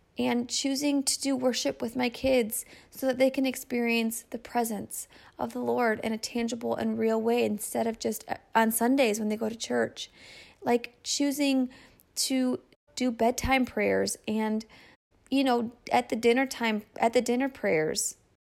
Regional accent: Michigan, United States; my hometown in Michigan

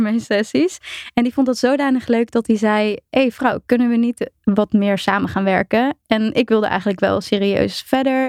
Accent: Apeldoorn, Gelderland, Netherlands; Ik ben inderdaad ehm, opgegroeid in Apeldoorn.

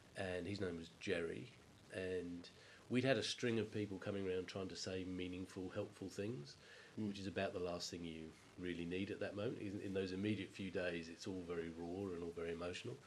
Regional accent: England, United Kingdom; growing up in England

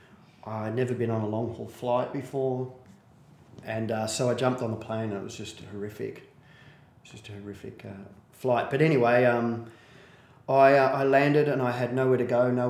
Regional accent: Perth, Western Australia, Australia; I'm from Perth. I'm from Maddington, which is 20 minutes out of Perth.

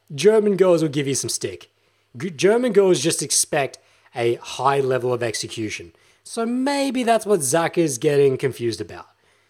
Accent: Australia; No, I'm fucking Australian, bruh. I'm Australian.

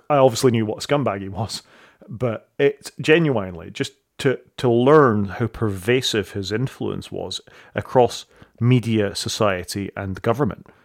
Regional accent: Saudi Arabia; I didn't grow up in the United Kingdom. I grew up in Saudi Arabia, and I came back to this Jimmy Savile character

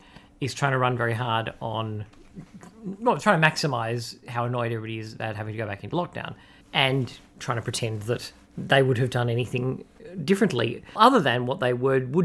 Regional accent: Victoria, Australia; as a Victorian stuck in Victoria

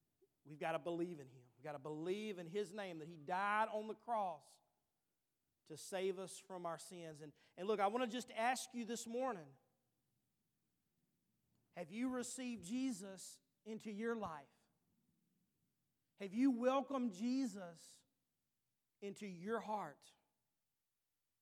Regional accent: Bogalusa, Louisiana, United States; we were from Bogalusa, Louisiana.

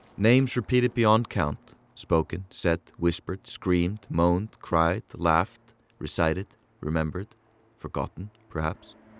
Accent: Reykjavik, Capital Region, Iceland; the city of Reykjavik, my hometown

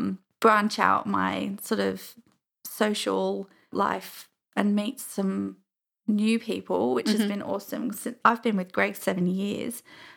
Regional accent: Crawley, South East England, United Kingdom; also born or lived in Uckfield; where I grew up in Crawley was a very small house. I think it was really just an upsizing situation while we moved to the town called Uckfield.

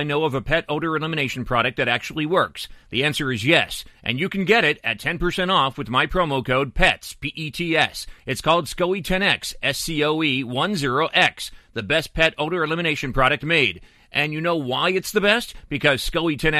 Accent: Pennsylvania, United States; I'm from Pennsylvania

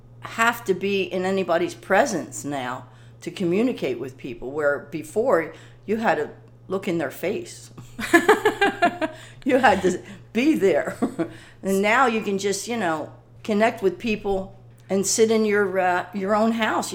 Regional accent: Ocean City, New Jersey, United States; Ocean City, New Jersey.

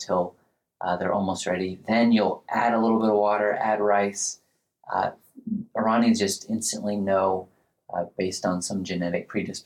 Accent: United States

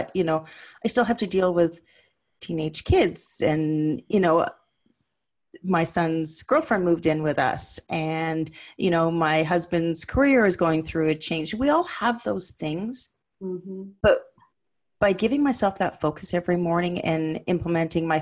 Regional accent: Ottawa, Ontario, Canada; moved away as an adult; I'd moved to my parents back in the city where I was raised in Ottawa

